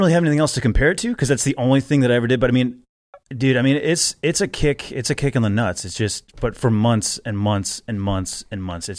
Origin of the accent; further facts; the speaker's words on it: Milwaukee, Wisconsin, United States; I grew up in Milwaukee, Wisconsin.